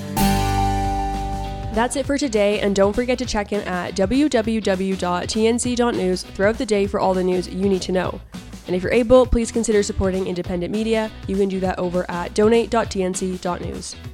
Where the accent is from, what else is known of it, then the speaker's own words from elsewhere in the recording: Canada; as a Canadian